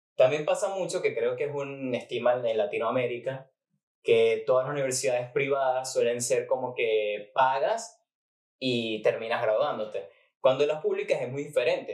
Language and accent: Spanish; Maracay, Aragua, Venezuela; yo tenía que viajar de Maracay a Valencia